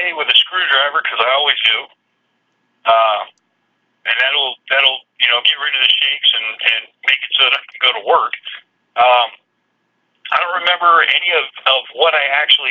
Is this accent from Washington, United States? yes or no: yes; Kitsap County, Washington, United States; I grew up in Kitsap County in Washington State